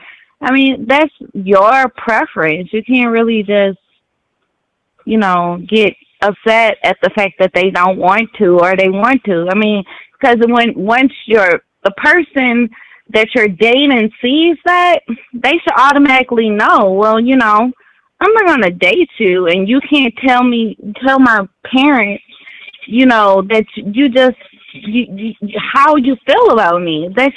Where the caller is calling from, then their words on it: St. Louis, Missouri, United States; I'm calling from St. Louis.